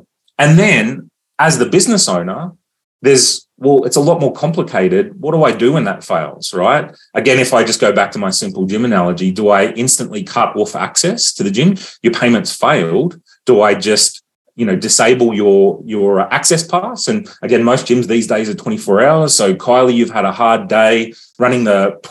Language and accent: English; Australia; as an Australian